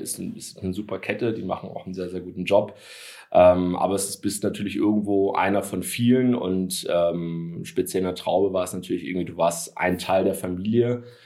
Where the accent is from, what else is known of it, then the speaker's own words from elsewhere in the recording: Hamburg, Germany; moved away as an adult; now in Stuttgart, Germany; bin ja gebürtiger Hamburger, äh, zum Gastspiel bei den Schwaben sozusagen. In meiner Heimatstadt